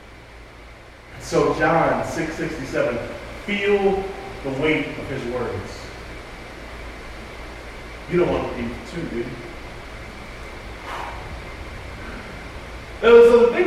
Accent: New York, United States; moved away as an adult; also born or lived in Raleigh, North Carolina; I'm from New York, and so I'm used to people being a little bit more open and free

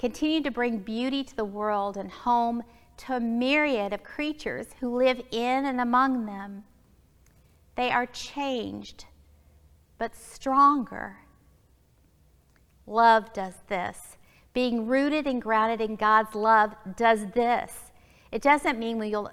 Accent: Alabama, United States; now in Springfield, United States; growing up in Alabama

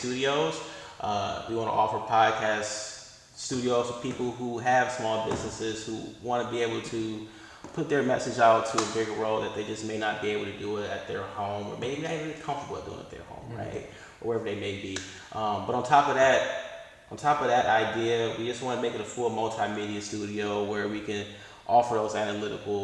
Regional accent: Detroit, Michigan, United States; I'm from Detroit

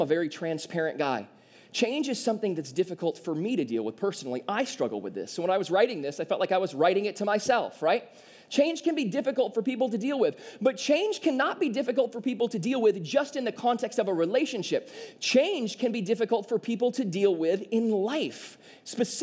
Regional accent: southeast Michigan, United States; me and Caitlin grew up in a very small town in southeast Michigan

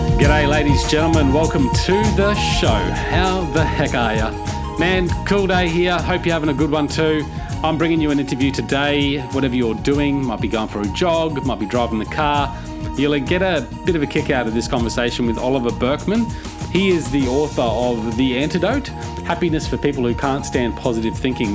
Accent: Cairns, Queensland, Australia; I'm from Cairns, which I'm not sure if you're familiar with. But Cairns is at the north of Australia, very tropical, very humid

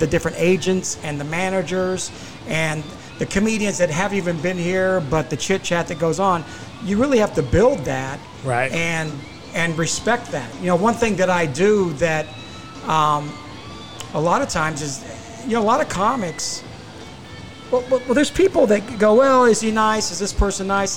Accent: South Carolina, United States; moved away; also born or lived in California; I was born in South Carolina, raised in South Carolina

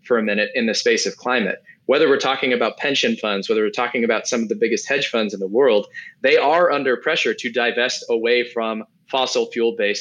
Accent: United States; as an American

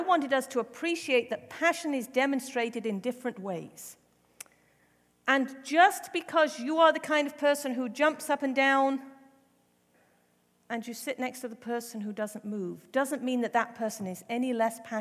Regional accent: England, United Kingdom; moved away; I was raised in the Methodist Church in England. I attended an Anglican or Church of England school.

